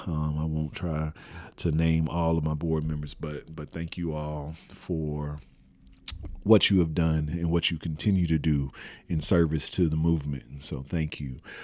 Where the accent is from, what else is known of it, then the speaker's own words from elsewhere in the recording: Houston, Texas, United States; I was born and raised in Houston, Texas.